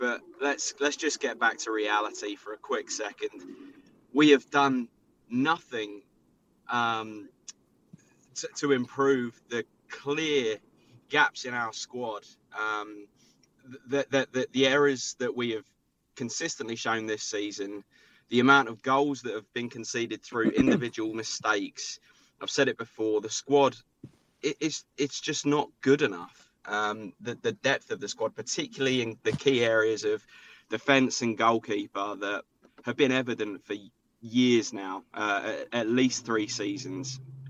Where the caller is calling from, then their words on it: Tampa, Florida, United States; I'm in Tampa, Florida.